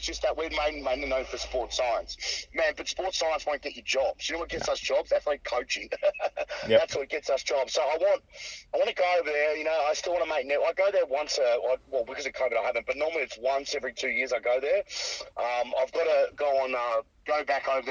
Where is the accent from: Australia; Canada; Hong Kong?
Australia; I'm Australian